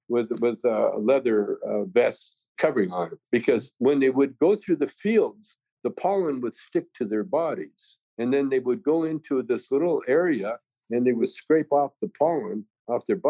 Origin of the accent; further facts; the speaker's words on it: Canada; now I'm from Canada